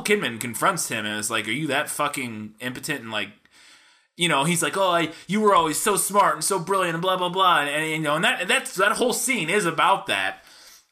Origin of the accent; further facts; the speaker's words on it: St. Louis, Missouri, United States; I grew up in St. Louis